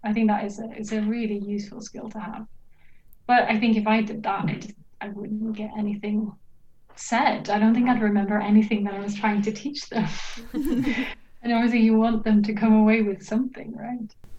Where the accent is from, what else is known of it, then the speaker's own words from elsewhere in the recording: Norway; moved away as an adult; also born or lived in United Kingdom; now in Sweden; I'm originally from Norway, but right now I'm doing my PhD in Sweden